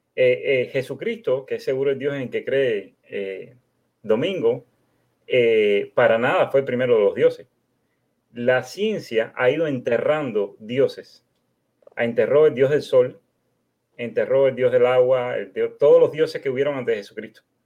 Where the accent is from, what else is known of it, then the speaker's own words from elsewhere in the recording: Cuba; now in United States; Vivo en los Estados Unidos, pero soy de origen cubano